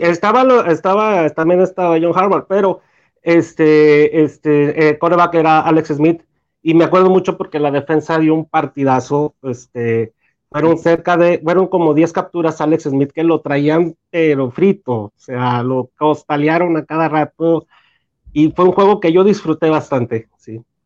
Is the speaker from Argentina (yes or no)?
no; Torreón, Coahuila, Mexico; soy de Torreón, Coahuila.